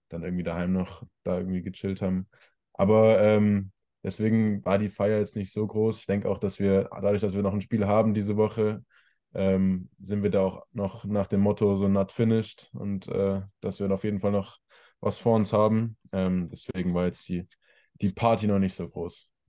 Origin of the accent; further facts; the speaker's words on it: Ludwigsburg, Baden-Württemberg, Germany; also born or lived in Stuttgart; now in Remseck, Germany; in Ludwigsburg, richtig? Genau, ja.